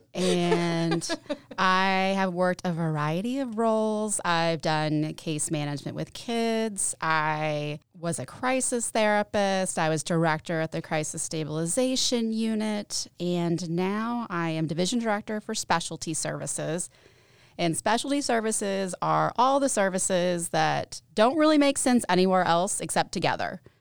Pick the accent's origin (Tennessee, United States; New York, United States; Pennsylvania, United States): Tennessee, United States; Knoxville; moved away as an adult; now in Johnson City, United States; I'm living in Johnson City. I'm from Knoxville.